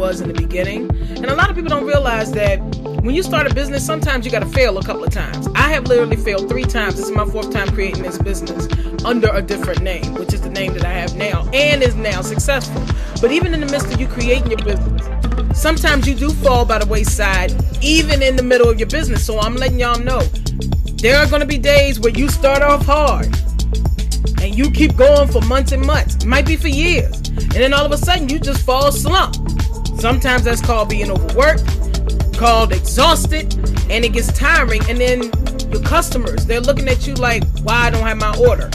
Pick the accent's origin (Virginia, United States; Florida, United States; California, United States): Virginia, United States; Farmville; Farmville, and that's because that's my hometown